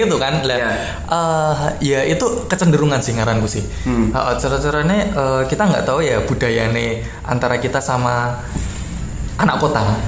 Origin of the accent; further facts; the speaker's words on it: Java, Indonesia; accent: Javanese; kita ngomong pakai bahasa Jawa tapi daripada, maksudnya Indonesia dengan logat Jawa